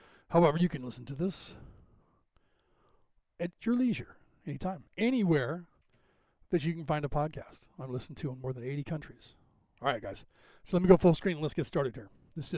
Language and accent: English; Boston, Massachusetts, United States; accent: Irish; from Boston, Mass, so I have that Irish draw. And then the California one thrown in, people think I'm from Texas or something.